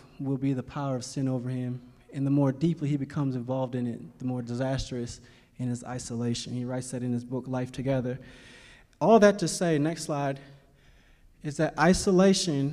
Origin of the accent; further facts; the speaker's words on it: Cleveland, Ohio, United States; also born or lived in Kentucky; I am from Cleveland, Ohio